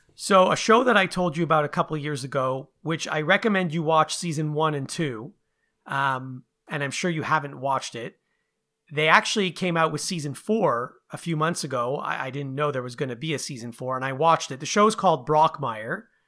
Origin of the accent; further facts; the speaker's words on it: Montreal, Quebec, Canada; moved away; I was from Montreal, you know, when I first moved here